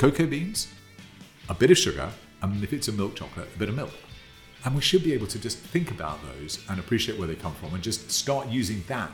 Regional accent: United Kingdom; accent: British; also born or lived in Thailand / Japan; as you can probably tell from my accent, I'm British. Born and bred here

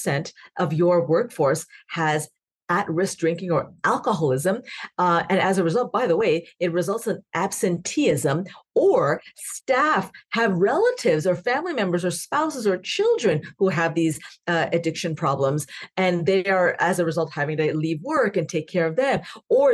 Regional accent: Canada; now in United States; I'm also Canadian

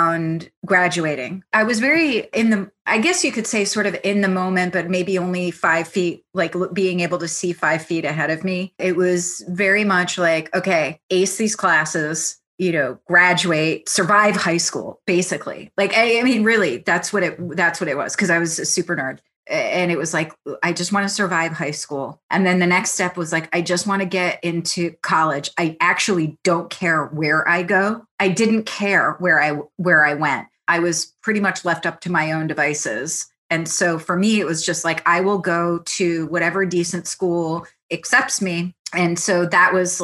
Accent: Hudson Valley, New York, United States; first language Italian; English is a second language; also born or lived in Milan, Italy; born in Milan, Italy. And so I was 5 years old when we came to the States, and I grew up in the Hudson Valley, which is about an hour and a half north of New York City.

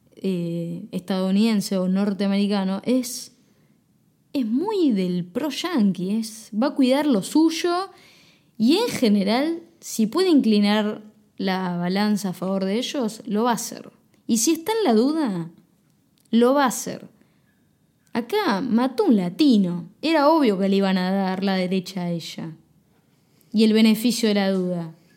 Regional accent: Argentina; como argentino polista, modelo.

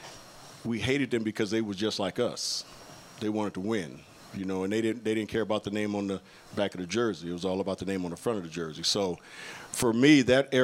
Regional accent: Inglewood, California, United States; born or raised there; also born or lived in Utah

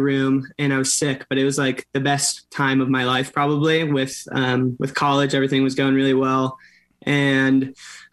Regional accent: Orange County, California, United States; I'm from Orange County, so like an hour south

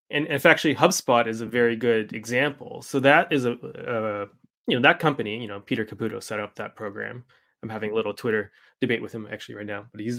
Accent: Canada; I mean, I'm Canadian

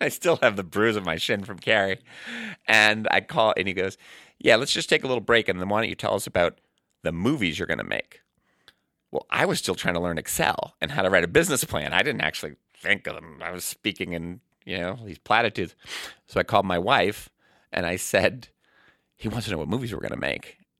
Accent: Boston, Massachusetts, United States; also born or lived in Brighton, Boston / Arlington, Massachusetts; now in Lexington, United States; I'm from Boston

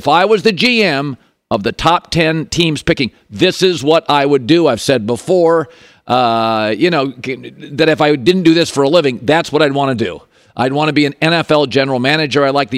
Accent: Seattle, Washington, United States; I grew up in Seattle, University of Washington.

